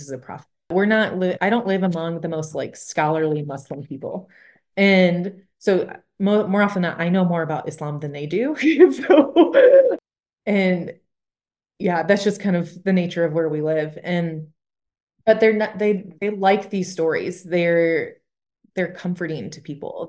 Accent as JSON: {"language": "English", "region": "Michigan", "country": "United States", "also_born_or_lived": "Bible Belt", "moved": "as an adult", "said": "I'm from Michigan, and again, I moved to the Bible Belt, and I was so nervous, 'cause where I'm from, you don't share your faith"}